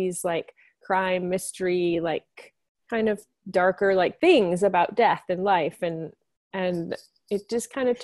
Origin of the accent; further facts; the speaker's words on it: Michigan, United States; I grew up in Michigan